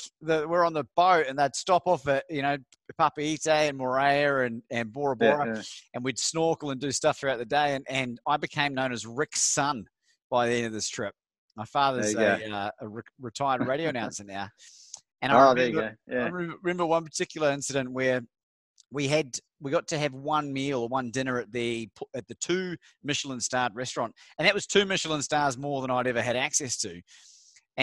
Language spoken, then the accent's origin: English; New Zealand; now in Australia; I'm from New Zealand originally. I moved over here in 2001.